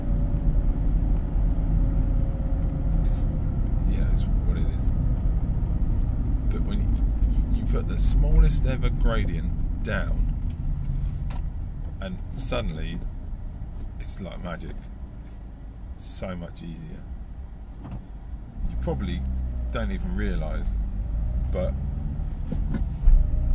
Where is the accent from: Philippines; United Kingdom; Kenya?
United Kingdom; also born or lived in Isle of Wight; We're British